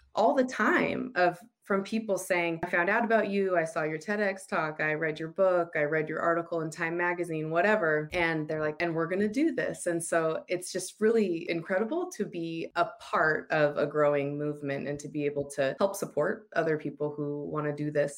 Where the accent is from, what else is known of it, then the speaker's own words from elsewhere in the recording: United States; moved away as an adult; also born or lived in Utah; now in Australia; I'm American.